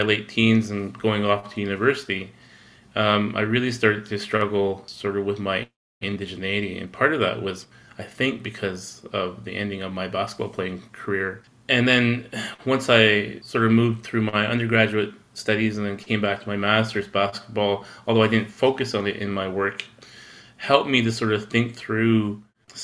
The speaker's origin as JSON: {"language": "English", "area": "Six Nations of the Grand River", "region": "southern Ontario", "country": "Canada", "moved": "yes", "lives_now": "Winnipeg, Canada", "said": "I'm actually a Kanien’keha person or a Mohawk person, originally from the Six Nations of the Grand River in southern Ontario"}